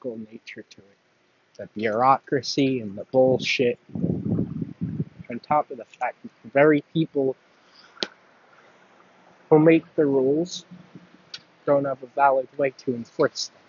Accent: Long Island, New York, United States; I am from Long Island. I am not from the city

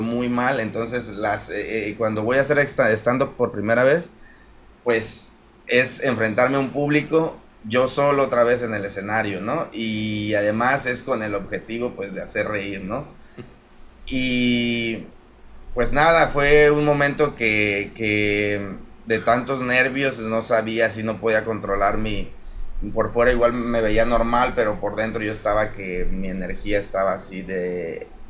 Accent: Apatzingán, Michoacán, Mexico; moved away as an adult; also born or lived in Mexico City, Mexico / Prague, Czech Republic; soy de aquí de Patzingán

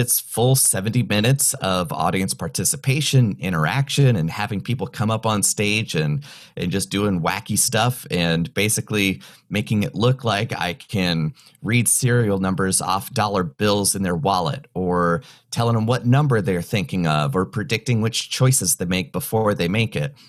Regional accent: North Carolina, United States; moved away as an adult; also born or lived in California / Kentucky / Orlando / Austin, Texas; now in Chicago, United States; I was born in California, raised in the mountains of North Carolina

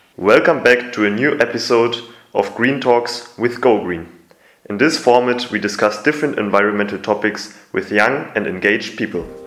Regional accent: Germany; moved away as an adult; now in Macedonia; I'm from Germany

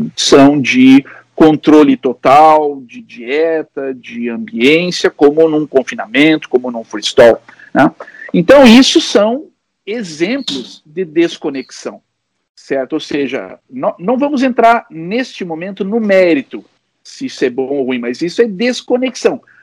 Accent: São Paulo, Brazil; now in Rio Grande do Sul, Brazil; eu sou paulista e quando eu digo que sou paulista

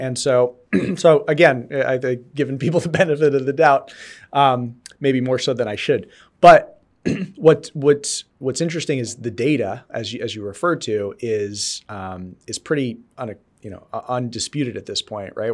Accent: New York area, United States; also born or lived in North Dakota / Colorado; now in Boston, United States; I grew up in the New York area

